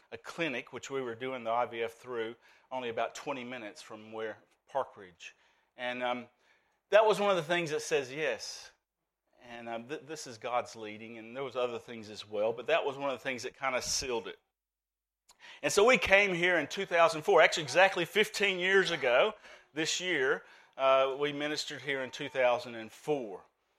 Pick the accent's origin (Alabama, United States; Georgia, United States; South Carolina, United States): Alabama, United States; Birmingham; accent: Southern Alabamian; moved away as an adult; now in Australia; The Southern Alabamian in me is pretty strong. I come from Birmingham, Alabama, and I came to Australia in 1994.